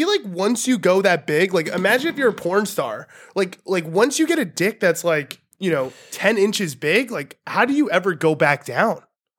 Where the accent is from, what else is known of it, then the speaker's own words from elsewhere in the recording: New York City, New York, United States; I'm from Queens, New York.